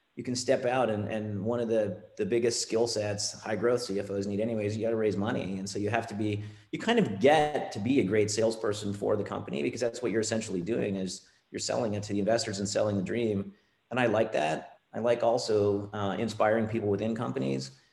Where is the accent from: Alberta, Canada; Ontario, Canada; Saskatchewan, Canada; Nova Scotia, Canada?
Ontario, Canada; moved away as an adult; also born or lived in California; Ontario is where I'm from. I'm Canadian